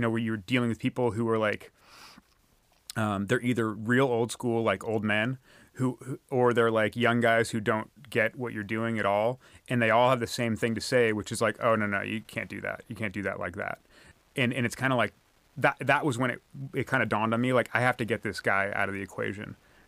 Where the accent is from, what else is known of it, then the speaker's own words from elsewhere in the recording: California, United States; And I'm from the San Francisco Peninsula, which is like pretty much right between San Francisco and San Jose on the west side of the San Francisco Bay.